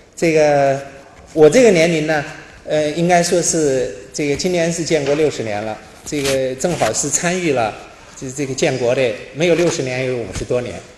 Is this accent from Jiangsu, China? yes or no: yes; Nanjing, Jiangsu, China; 我是江苏人，生在南京，在南京上大学